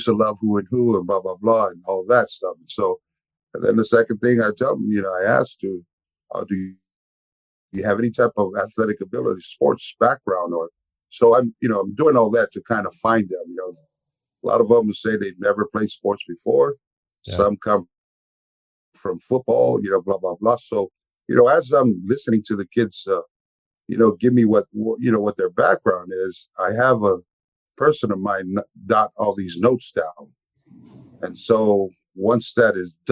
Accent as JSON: {"language": "English", "town": "San Francisco", "region": "California", "country": "United States", "tie": "born or raised there", "said": "I was raised in the swamps. you know, of Sunnydale, which is the hood back in the Bay Area."}